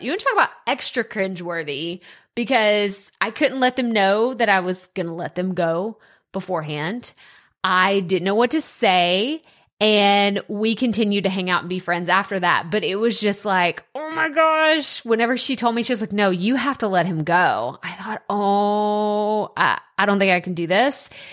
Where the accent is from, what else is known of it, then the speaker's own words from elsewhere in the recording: Texas, United States; accent: country; I moved four hours away from my hometown, and I was in a school in Texas, and I got made fun of because of my accent